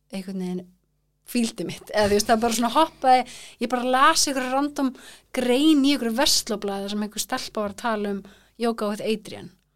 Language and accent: Icelandic; Kópavogur, Capital Region, Iceland; also born or lived in Florida, United States / Reykjavík; now in Þingvellir, Iceland; svo kemur ég í Kópá þannig ég elst eða upp í Kópá